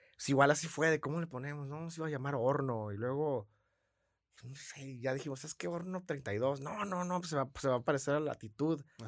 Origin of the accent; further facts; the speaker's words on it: San Luis Río Colorado, Sonora, Mexico; now in Tijuana, Mexico; soy de San Luis Río Colorado, toda mi familia es de Morelia